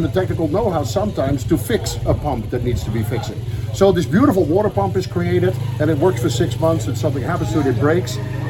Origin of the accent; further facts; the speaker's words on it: Ethiopia; because I grew up in Ethiopia. So I have a little piece of my heart was always left in Africa.